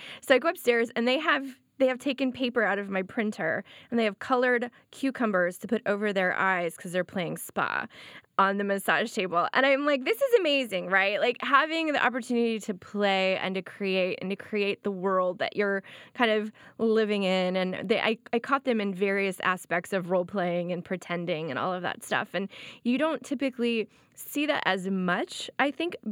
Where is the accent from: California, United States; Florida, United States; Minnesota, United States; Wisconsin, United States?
Florida, United States; I grew up in Florida